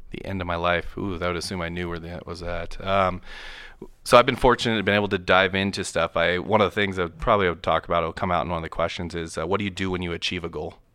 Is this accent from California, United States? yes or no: no; Moses Lake, Washington, United States; I grew up in Moses Lake, Washington